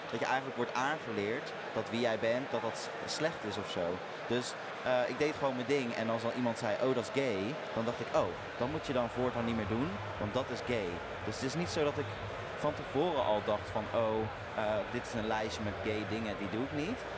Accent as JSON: {"language": "Dutch", "region": "Zeeland", "country": "Netherlands", "tie": "born or raised there", "said": "Eh, in Zeeland, ja. Ik moet zeggen, kijk, het was natuurlijk een, een christelijk dorp."}